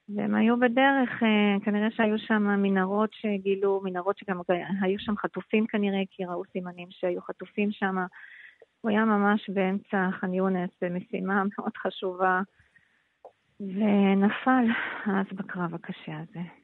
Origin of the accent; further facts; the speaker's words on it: Switzerland; Hebrew is a second language; moved away as an adult; now in Israel; אני עליתי לארץ בגיל 18 משוויץ